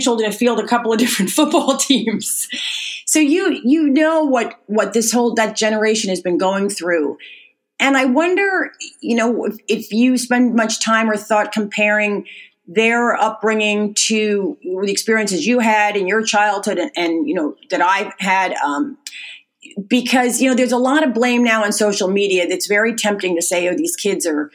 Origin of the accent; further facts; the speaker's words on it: United States; I grew up right outside of New York City